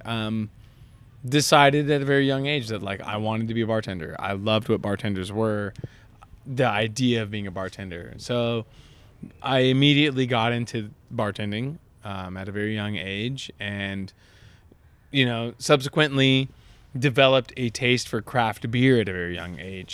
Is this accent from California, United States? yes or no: yes; Southern California, United States; also born or lived in Long Beach, California; growing up in Southern California in the early 2000s